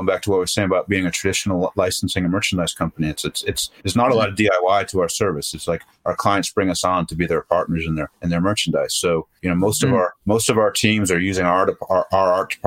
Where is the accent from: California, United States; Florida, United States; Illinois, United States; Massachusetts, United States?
Massachusetts, United States; Boston; moved away; I grew up in Boston.